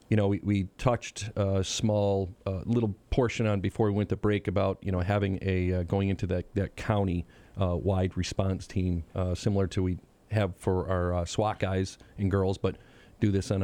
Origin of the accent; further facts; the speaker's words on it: North Adams, Massachusetts, United States; I grew up on in North Adams on Temple Street, which is right across the bridge from where the electric company is off of River Street there.